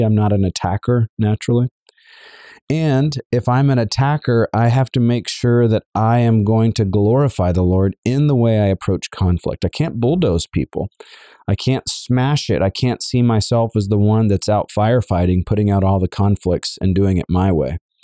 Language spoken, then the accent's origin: English; the South, United States; I am a Southerner as well